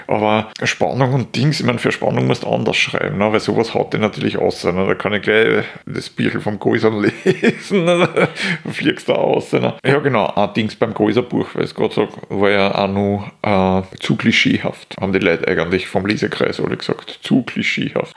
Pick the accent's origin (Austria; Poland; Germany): Austria; als Österreicher